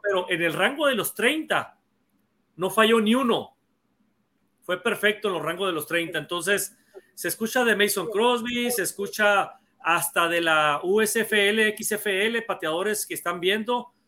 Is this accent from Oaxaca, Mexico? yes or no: no; Mexicali, Baja California, Mexico; also born or lived in Hermosillo, Sonora; now in Sonora, Mexico; yo nací en Hermosillo, pero de muy chiquito me fui a vivir a Mexicali. Entonces, eh, yo soy el más chico de la familia y yo crecí viendo a los Cowboys